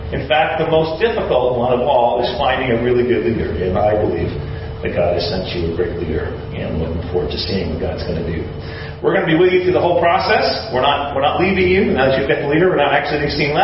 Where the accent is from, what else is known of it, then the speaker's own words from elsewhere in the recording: Maine, United States; moved away as an adult; also born or lived in Washington, D.C.; My mom and dad live in Maine. That's where I grew up. I'm from Maine